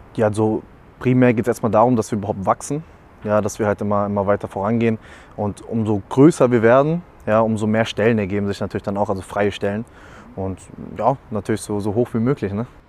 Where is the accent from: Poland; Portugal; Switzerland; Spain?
Portugal; Algarve; now in Germany; komme ja gebürtig aus Portugal, habe ein bisschen die Familie besucht